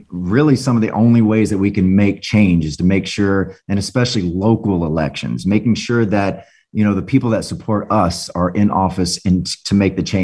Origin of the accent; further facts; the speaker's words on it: Orlando, Florida, United States; living in Orlando, you know, as a closeted teen